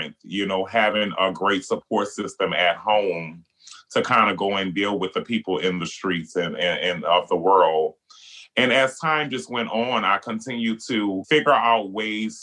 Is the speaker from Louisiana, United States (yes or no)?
yes; New Orleans, Louisiana, United States; being Black and being gay and growing up in New Orleans